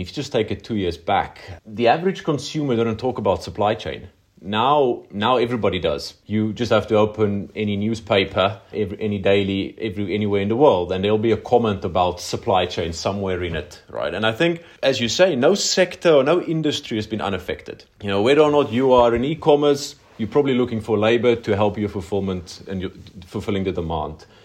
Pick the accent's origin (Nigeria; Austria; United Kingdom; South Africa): South Africa; now in Poland; I think there's only about two hundred South Africans in Poland in general, so my chances are pretty good of not finding someone else from Armulu